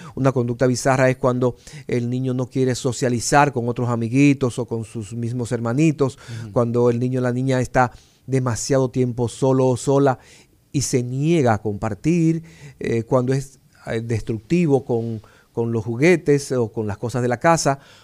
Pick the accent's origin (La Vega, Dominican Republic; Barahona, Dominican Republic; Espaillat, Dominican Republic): La Vega, Dominican Republic; now in Santo Domingo, Dominican Republic; Y yo recuerdo en mi pueblo, como mi papá me hablaba, del maestro Serrano